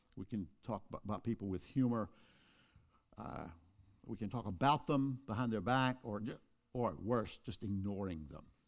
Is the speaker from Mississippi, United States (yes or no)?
yes; Kosciusko, Mississippi, United States; Oprah Winfrey and I were born in the same town of Kosciuszko, Mississippi